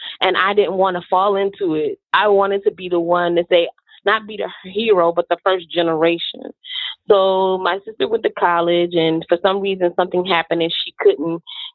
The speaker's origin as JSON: {"language": "English", "town": "Chattanooga", "region": "Tennessee", "country": "United States", "said": "where I come from, and yes, Chattanooga is a beautiful place"}